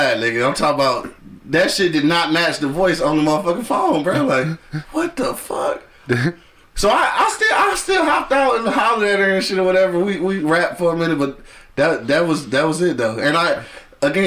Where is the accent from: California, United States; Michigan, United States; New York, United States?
Michigan, United States; Detroit; also born or lived in Colorado; I'm from the East Side